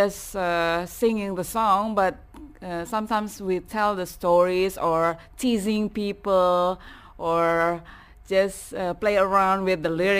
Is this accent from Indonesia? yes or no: yes; West Sumatra, Indonesia; I've come from West Sumatra.